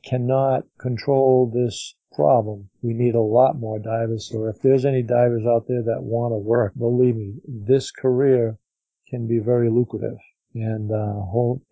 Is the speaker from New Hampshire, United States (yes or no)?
yes; Manchester, New Hampshire, United States; we live about an hour away from the ocean where I was born in Manchester, New Hampshire